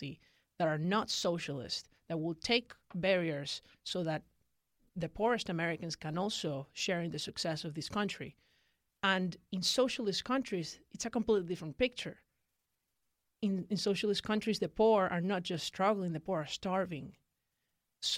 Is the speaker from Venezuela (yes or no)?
yes; Venezuela; moved away as an adult; now in United States; I was born in Venezuela in 1999.